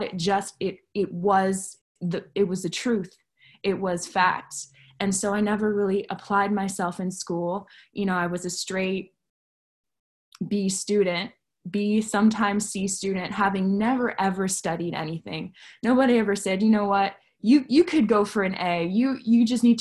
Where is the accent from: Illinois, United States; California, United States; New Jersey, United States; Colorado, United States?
New Jersey, United States; Montclair; I grew up in Montclair, New Jersey